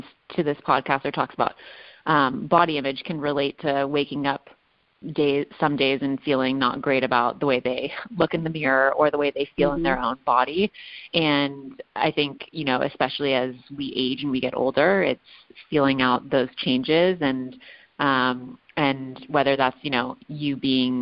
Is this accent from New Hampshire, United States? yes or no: no; Los Angeles, California, United States; a 20-year-old woman who was born and raised in Los Angeles